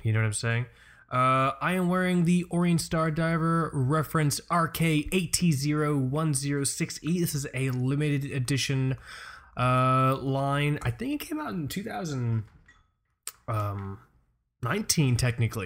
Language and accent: English; Florida, United States; moved away; also born or lived in Amityville, Long Island, New York; I grew up in Florida